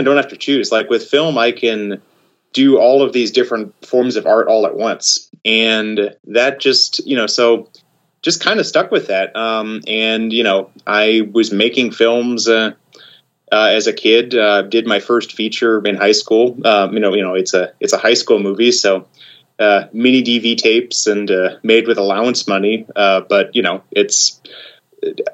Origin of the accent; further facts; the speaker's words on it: Oklahoma, United States; moved away; also born or lived in Japan; I grew up in Oklahoma